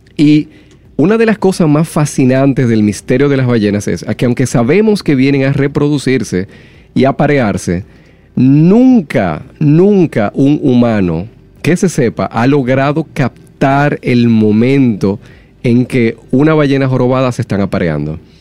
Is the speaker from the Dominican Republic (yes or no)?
yes; Dominican Republic; nosotros como dominicanos